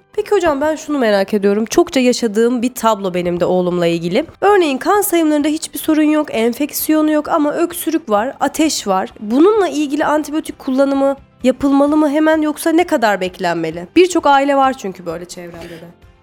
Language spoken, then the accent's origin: Turkish; Samsun, Turkey; also born or lived in Istanbul; Ben doğma büyüme Samsunluyum